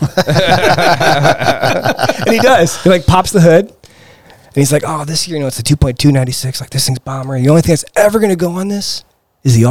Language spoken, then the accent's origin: English; Midwest, United States; moved away as an adult; also born or lived in Bend, Oregon; now in Alaska, United States; I grew up in the Midwest.